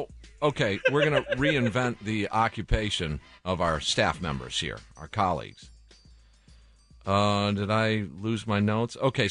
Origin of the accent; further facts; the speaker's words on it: Kenosha, Wisconsin, United States; I grew up in Kenosha, so that's kind of the armpit of Chicago.